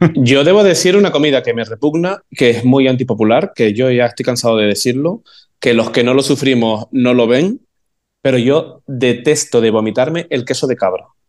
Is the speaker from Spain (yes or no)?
yes; Arafo, Canary Islands, Spain; moved away as an adult; also born or lived in Santa Cruz de Tenerife; yo me fui de Arafo eh, con 19 años